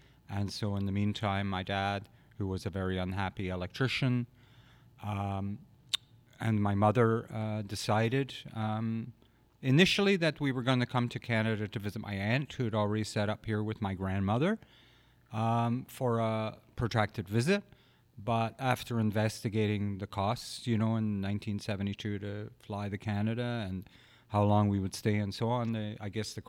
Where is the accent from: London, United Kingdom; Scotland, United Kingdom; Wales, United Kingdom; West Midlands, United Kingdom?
Scotland, United Kingdom; Glasgow; born there; I was born in Glasgow, Cathcart, Glasgow, in 1963.